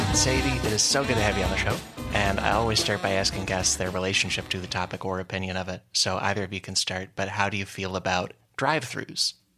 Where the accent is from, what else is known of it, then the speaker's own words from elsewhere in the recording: outside Chicago, Illinois, United States; I grew up outside Chicago